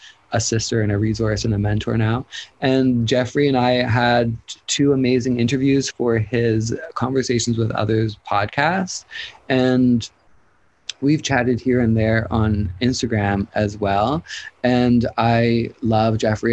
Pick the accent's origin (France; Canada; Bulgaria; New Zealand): Canada; being Canadian